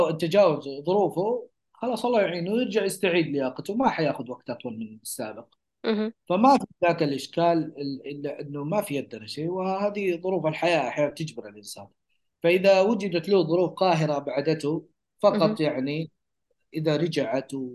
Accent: Saudi Arabia; نحن كسعوديين

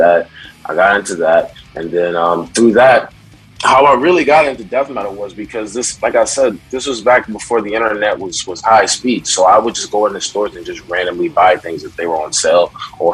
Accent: New York City, New York, United States; also born or lived in Brooklyn / Manhattan / Long Island; I was born in Brooklyn, but I was raised in Queens, so that's pretty much my background

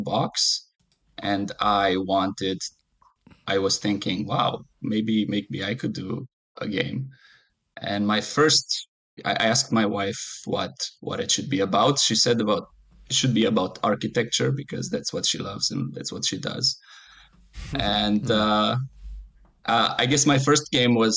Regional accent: Romania; also born or lived in Germany; now in Canada; I was born in Romania. Yes. So right, I also lived in Germany a couple of years.

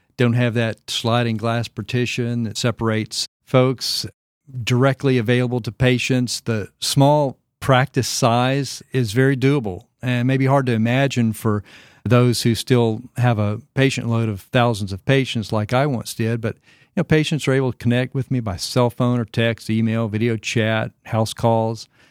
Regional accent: Arkansas, United States; moved away as an adult; also born or lived in Florida; now in Franklin, Tennessee, United States; my home state of Arkansas

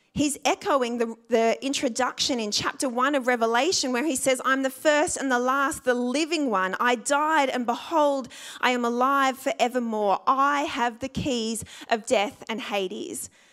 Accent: Sydney, New South Wales, Australia; I grew up in the Sutherland Shire

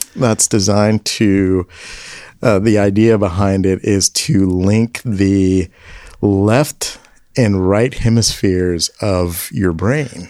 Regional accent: Memphis, Tennessee, United States; moved away as an adult; I grew up in Memphis

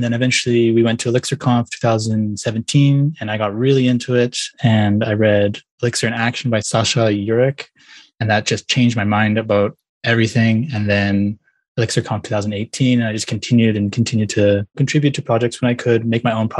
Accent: Vancouver, British Columbia, Canada; moved away as an adult; now in Tokyo, Japan; I actually live in Tokyo, but I'm originally from Vancouver in Canada. Kind of to explain why I'm here, well, I'm actually half Japanese, and I've always grown up wanting to speak Japanese.

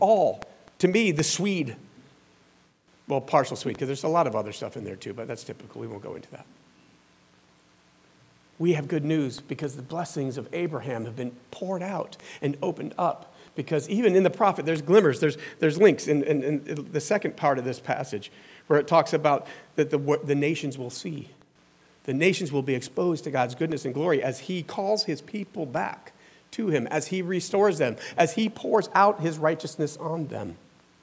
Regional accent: the South, United States; I'm from the South

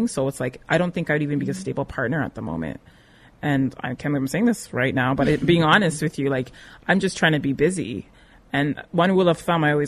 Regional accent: Canada; also born or lived in Nigeria; I'm Canadian born, but I have West African parents

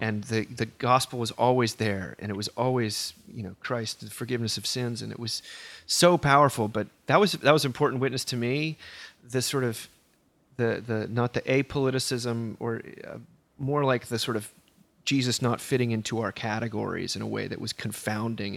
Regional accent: Northeast, United States; I was raised in the Northeast

